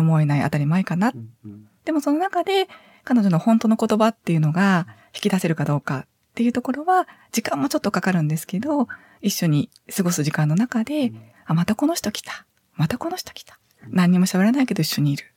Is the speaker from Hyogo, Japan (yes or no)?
yes; Sanda, Hyogo, Japan; now in Tottori, Japan; 兵庫県の三田市になります